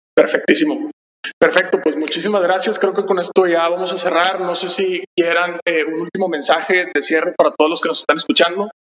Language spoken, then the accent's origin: Spanish; Monterrey, Nuevo León, Mexico; somos de Monterrey